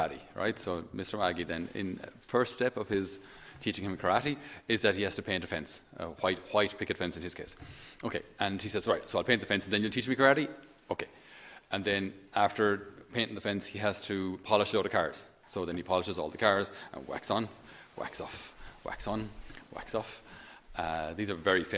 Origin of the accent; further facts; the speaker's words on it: Thurles, Munster, Ireland; where I grew up at home in Thurles, on our farm